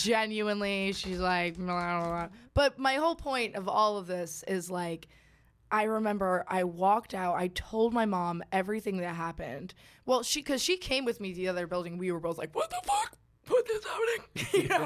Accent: Suffern, New York, United States; also born or lived in Kansas; now in Georgia, United States; I've only ever known New York. Like, I don't have any memories of Kansas and I moved to New York

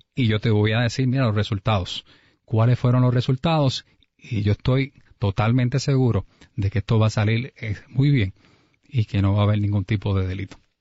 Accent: Humacao, Puerto Rico; nacido y criado en Humacao

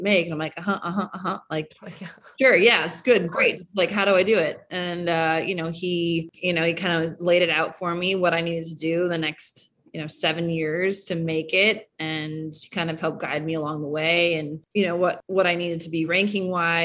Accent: Minnesota, United States; I grew up in Minnesota

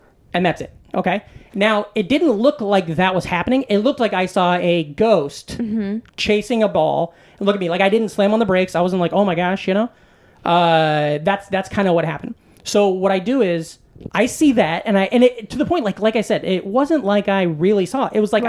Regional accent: Iowa, United States; growing up in Iowa, I went to Iowa State University

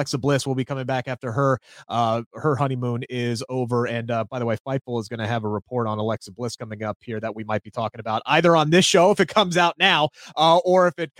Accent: Wales, United Kingdom; I'm excited because I'm from North Wales. I'm assuming that's close.

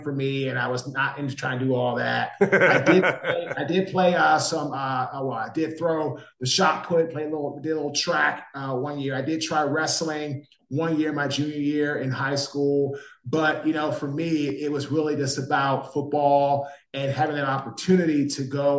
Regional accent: Washington, District of Columbia, United States; now in Raleigh, United States; I'm from Washington, D.C. I live in Raleigh, North Carolina.

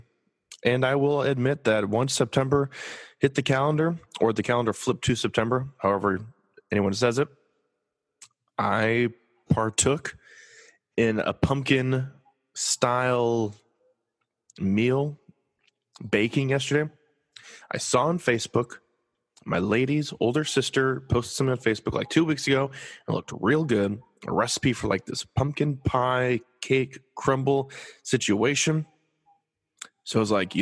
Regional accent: Los Angeles, California, United States; I'm from Los Angeles

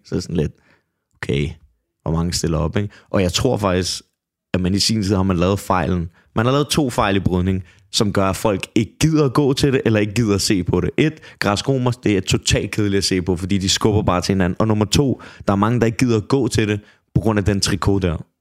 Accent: Copenhagen, Capital Region of Denmark, Denmark; Jeg er fra Brøndshøj Husum

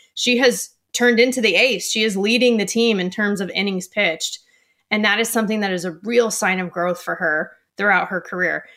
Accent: Southern California, United States; our first ever travel ball team together growing up in Southern California

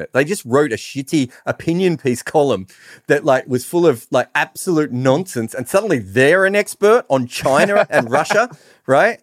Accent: Australia; being Australian

